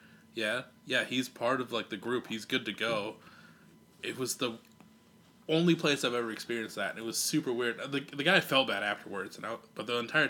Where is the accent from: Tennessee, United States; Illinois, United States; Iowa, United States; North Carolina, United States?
Iowa, United States; I'm from Iowa